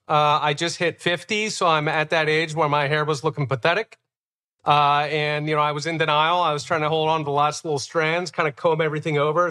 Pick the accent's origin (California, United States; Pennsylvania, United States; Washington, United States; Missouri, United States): Pennsylvania, United States; Philadelphia; growing up in Philadelphia